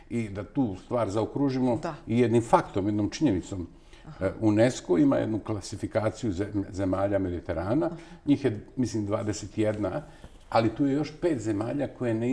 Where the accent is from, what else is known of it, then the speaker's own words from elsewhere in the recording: Novi Sad, Vojvodina, Serbia; ja sam odrastao i rođen u onom istočnom delu bivše socijalističke federativne republike Jugoslavije. Rođen sam u Novom Sadu